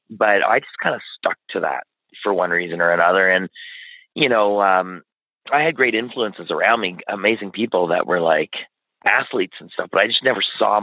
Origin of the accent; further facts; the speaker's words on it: Ottawa, Ontario, Canada; we grew up in West Carleton, just sort of on the edge of Kanata and West Carleton